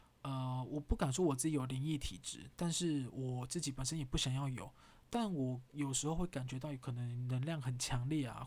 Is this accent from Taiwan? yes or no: yes; Taiwan; accent: Taiwanese Hokkien; 我讲台语好了，因为我们我们在家大部分都讲台语啊。